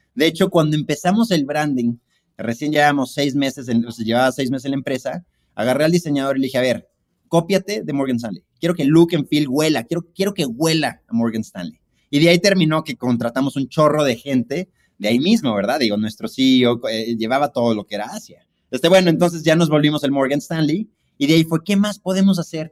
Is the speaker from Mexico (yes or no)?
yes; Mexico; somos mexicanos